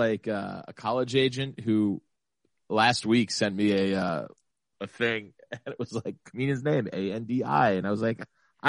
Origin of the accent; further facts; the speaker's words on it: North New Jersey, United States; also born or lived in Astoria, Queens, New York; now in New York, United States; Astoria, right close to the city. Never left during the whole pandemic. I've been doing some road stuff, but I'm from North New Jersey, so I'm pretty close to home as is.